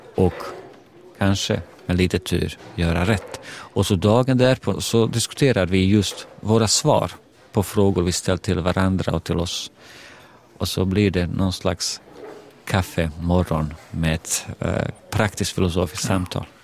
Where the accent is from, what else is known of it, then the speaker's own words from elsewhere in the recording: Bosnia & Herzegovina; now in Sweden; Jag kommer från Bosnien, ex-Jugoslavien